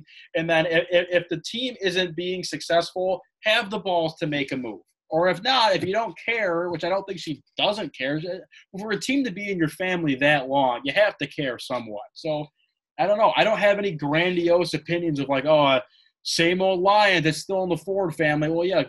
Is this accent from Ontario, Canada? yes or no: yes; Toronto, Ontario, Canada; born there; I was born on April 3rd, 1983 in Toronto, Ontario, Canada.